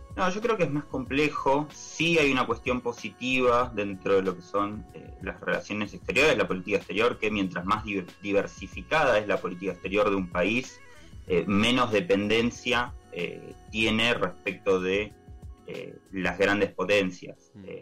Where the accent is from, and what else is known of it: Argentina